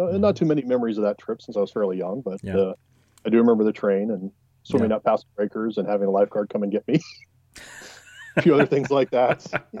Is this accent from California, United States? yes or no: yes; Southern California, United States; growing up in Southern California